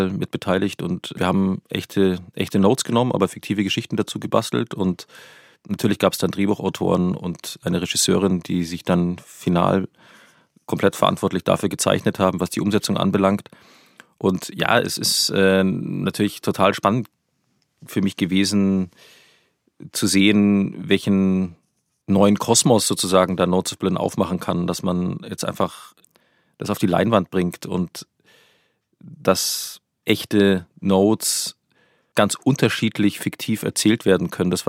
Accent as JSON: {"language": "German", "town": "Munich", "region": "Bavaria", "country": "Germany", "lives_now": "Berlin, Germany", "said": "Ich komme aus München, ich war natürlich auch Teil von dieser."}